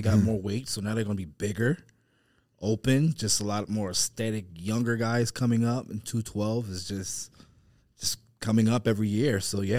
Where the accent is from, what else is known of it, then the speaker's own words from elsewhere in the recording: Warner Robins, Georgia, United States; also born or lived in Texas / Atlanta; Well, I'm from Georgia, originally from Georgia. Warner Robins, Georgia. A lot of people think I'm from Atlanta. I used to live in Atlanta, so from Warner Robins.